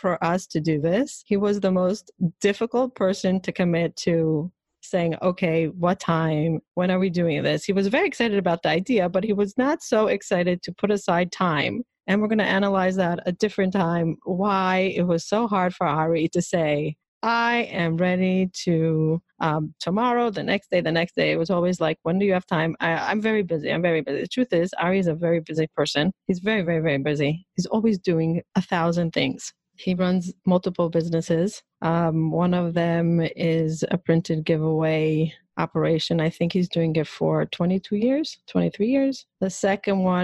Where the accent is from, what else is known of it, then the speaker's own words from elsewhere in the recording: Israel; moved away as an adult; now in New York, United States; I grew up in Israel.